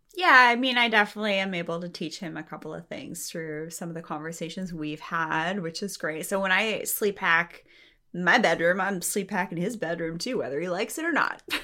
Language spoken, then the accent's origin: English; Canada; I'm from Canada